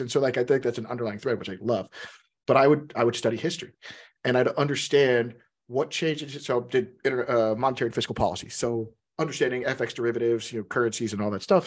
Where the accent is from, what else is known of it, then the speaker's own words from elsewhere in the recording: Texas, United States; now in Seattle, United States; I'm from Texas, so I'm from the South